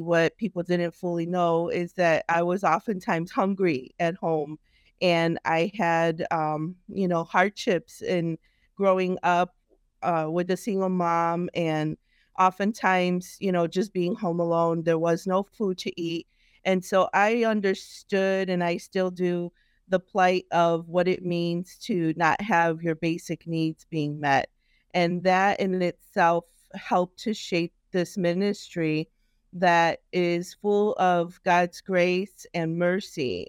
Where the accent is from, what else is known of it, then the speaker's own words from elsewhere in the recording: Chicago, Illinois, United States; I grew up in Chicago